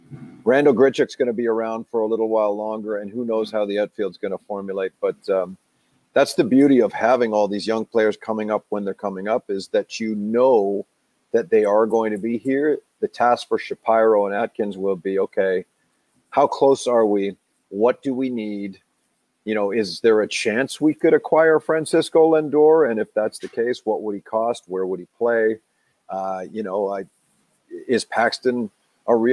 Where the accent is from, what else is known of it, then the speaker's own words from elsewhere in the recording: Oakville, Ontario, Canada; my hometown of Oakville, Ontario